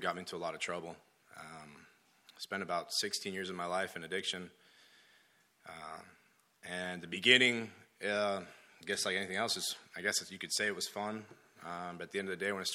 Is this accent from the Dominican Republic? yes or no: yes; Dominican Republic; moved away; also born or lived in Florida; I was born in Florida and raised in Dominican Republic